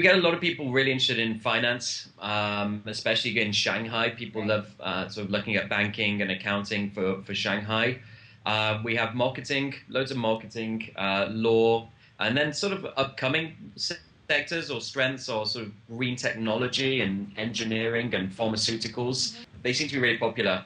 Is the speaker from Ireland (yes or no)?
no; United Kingdom; I'm British